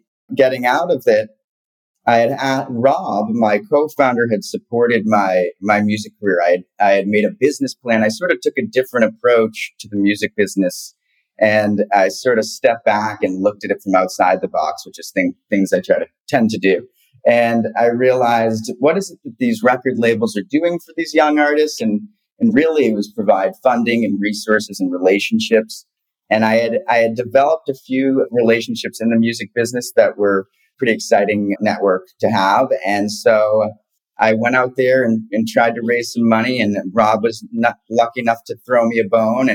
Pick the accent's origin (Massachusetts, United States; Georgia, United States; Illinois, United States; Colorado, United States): Massachusetts, United States; Boston; moved away; also born or lived in Venice Beach, California; I grew up in Boston